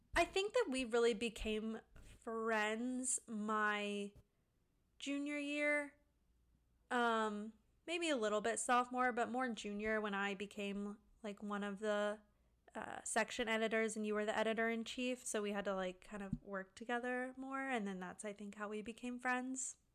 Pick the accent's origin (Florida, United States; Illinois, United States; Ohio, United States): Florida, United States; Pensacola; moved away as an adult; now in Orlando, United States; I grew up in Pensacola with Cressy